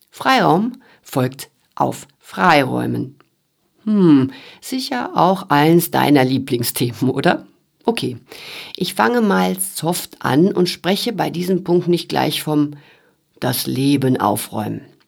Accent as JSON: {"language": "German", "area": "Sauerland", "region": "North Rhine-Westphalia", "country": "Germany", "tie": "born or raised there", "moved": "yes", "said": "Im Sauerland, wo ich aufgewachsen bin, da ist das komplett normal"}